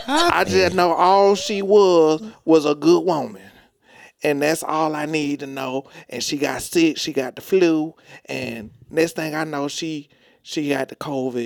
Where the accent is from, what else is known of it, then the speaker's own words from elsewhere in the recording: the South, United States; I love my black people. I'm from the South.